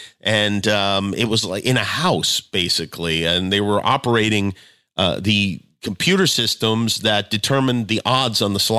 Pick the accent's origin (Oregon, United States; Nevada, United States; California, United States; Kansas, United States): Nevada, United States; Las Vegas; it was never obvious to me until I moved from Las Vegas and people couldn